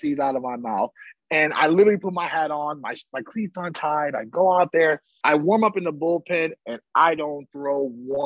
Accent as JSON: {"language": "English", "town": "Alameda", "region": "California", "country": "United States", "tie": "born or raised there", "said": "a guy I grew up with in Alameda, California"}